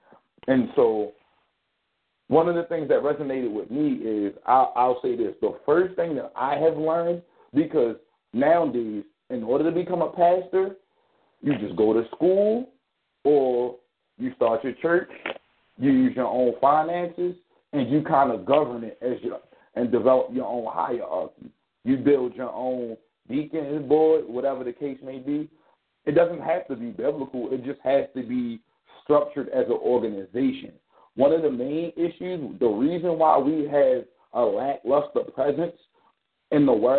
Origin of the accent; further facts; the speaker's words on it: Baltimore, Maryland, United States; I live in Baltimore. I'm from Baltimore. I was born and raised here.